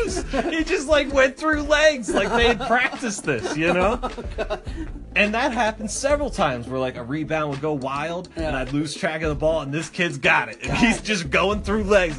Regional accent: Philadelphia, Pennsylvania, United States; I grew up in Philadelphia and the surrounding areas of Philadelphia

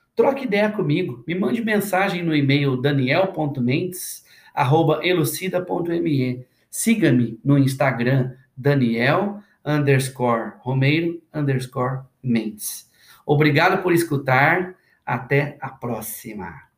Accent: interior of Minas Gerais, Brazil; moved away as an adult; now in São Paulo, Brazil; Eu sou do interior de Minas e eu cresci ouvindo a minha mãe

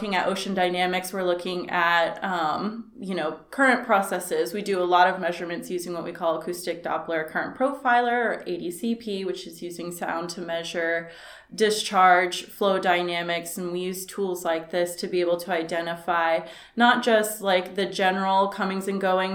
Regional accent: New Smyrna Beach, Florida, United States; now in Fort Pierce, United States; I'm Florida born and raised, so I came here from New Smyrna Beach, and now I live in Fort Pierce, Florida

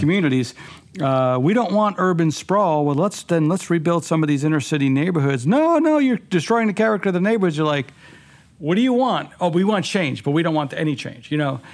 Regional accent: New York City, New York, United States; moved away; also born or lived in Long Island; I was born and raised in Queens, grew out on the island

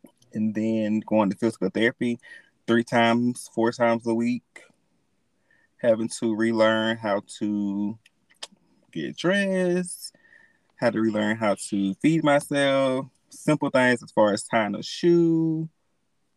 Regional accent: Alabama, United States; I am from Alabama

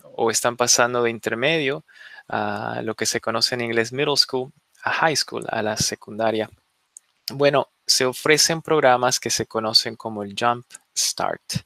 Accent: Bolivia; now in Fairfax, United States; Yo vengo de una familia inmigrante, yo nací en Bolivia

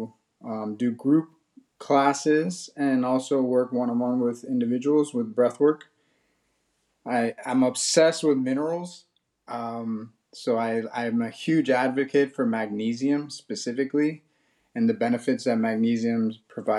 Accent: Miami, Florida, United States; I'm from Miami, Florida. And I grew up here playing sports

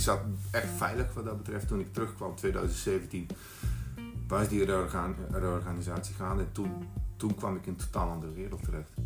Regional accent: Bosnia & Herzegovina; Dutch is a second language; moved away as an adult; now in Netherlands; ik was 19 toen ik naar Nederland kwam uit Bosnië, 1993 was dat

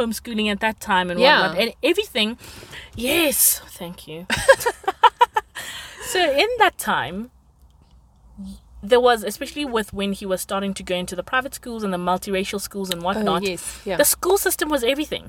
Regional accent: Limpopo, South Africa; I grew up in Limpopo, for like villagey, small town

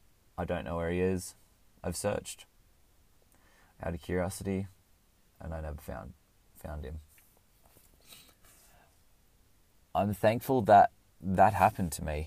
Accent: Canberra, Australian Capital Territory, Australia; born there; I was born in Canberra, in the ACT in Australia. I lived there for a few years.

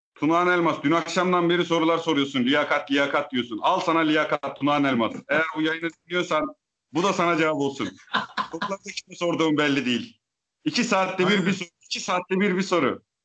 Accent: Eastern Black Sea, Turkey

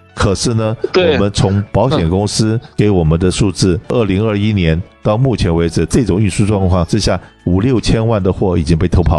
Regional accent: China; 我们中国人有一句话，就是“衣食一饭，当思来处不易”。

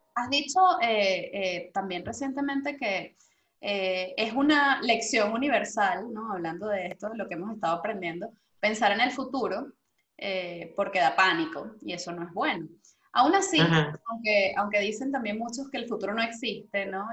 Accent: Venezuela; moved away; nosotros como venezolanos

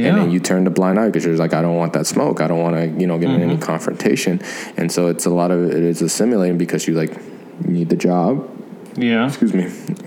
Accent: Georgia, United States; also born or lived in Los Angeles; I grew up in Georgia

